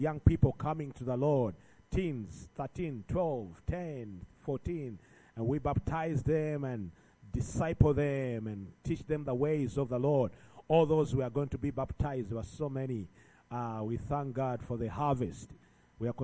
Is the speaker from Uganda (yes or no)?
yes; Uganda; I'm from Uganda, all the way about 7,000 something miles